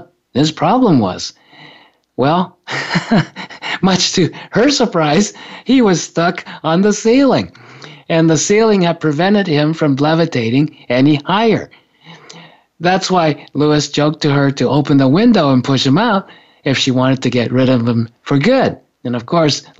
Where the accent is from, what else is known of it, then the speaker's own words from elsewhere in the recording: Japan; moved away; when I was growing up in Japan